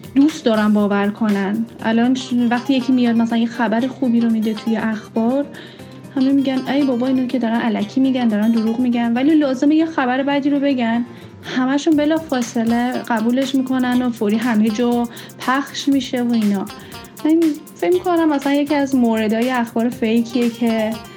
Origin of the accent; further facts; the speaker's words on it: Iran; now in Australia; من ایرانی هستم